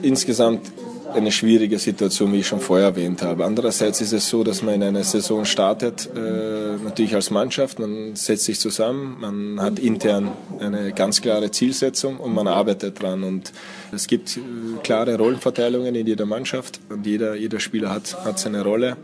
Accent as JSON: {"language": "German", "country": "Austria", "tie": "born or raised there", "also_born_or_lived": "Hungary", "second_language": "German", "moved": "as an adult", "lives_now": "Germany", "said": "ich bin in Österreich irgendwie, irgendwie aufgewachsen, lebe aber jetzt auch schon seit 15 Jahren in Deutschland"}